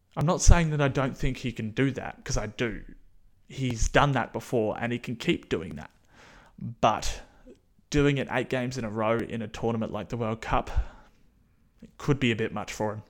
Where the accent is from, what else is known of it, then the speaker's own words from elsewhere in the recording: New Zealand; being a Kiwi